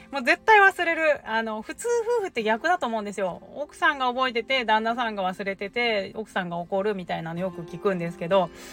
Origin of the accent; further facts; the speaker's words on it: Kanto, Japan; now in Shimonoseki, Japan; 私、関東出身